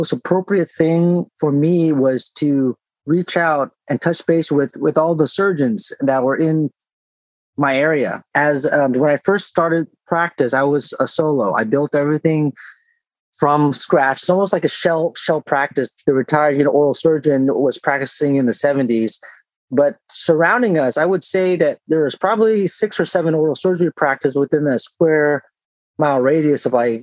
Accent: San Diego, California, United States; moved away as an adult; also born or lived in Chicago, Illinois / Naperville, Illinois; now in Laguna Hills, United States; I was from San Diego

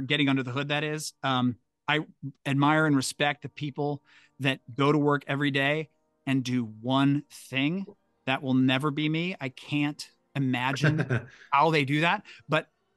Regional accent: St. Louis, Missouri, United States; I grew up in St. Louis, and I went to high school down the street from the fancy mall

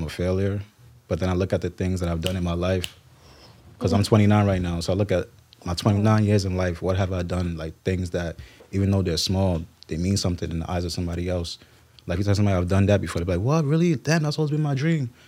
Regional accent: New York City, New York, United States; Nigerian background, born and raised in Brooklyn, New York

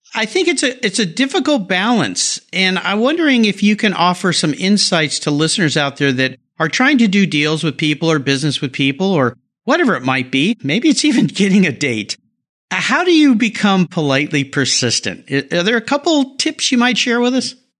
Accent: La Jolla, California, United States; I grew up in La Jolla

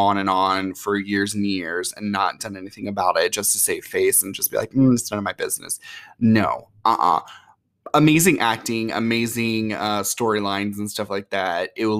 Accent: Georgia, United States; And plus, I grew up in Georgia sometimes.

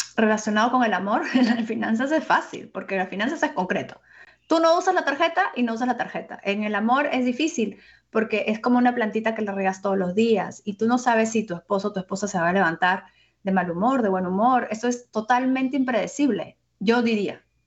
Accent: Peru; yo soy peruana

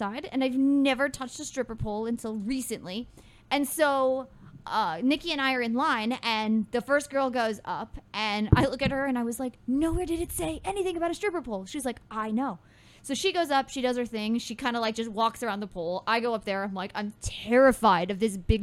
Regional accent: Midwest, United States; I'm from the Midwest

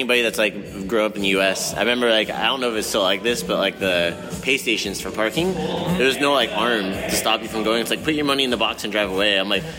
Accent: California, United States; So I'm from California.

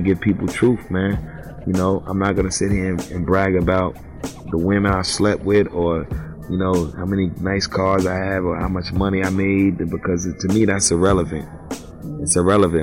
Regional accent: United States; I was born in America, and I lived here my whole life

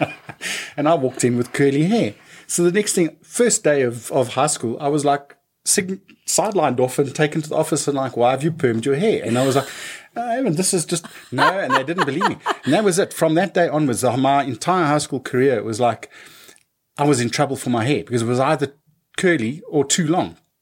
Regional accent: Johannesburg, Gauteng, South Africa; I was born in Joburg, Joburg

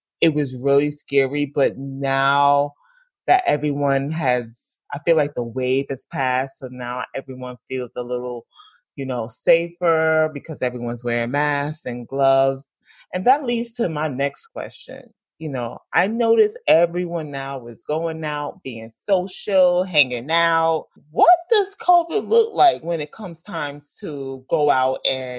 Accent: New York City, New York, United States; I'm from Brooklyn, so Flatbush Avenue

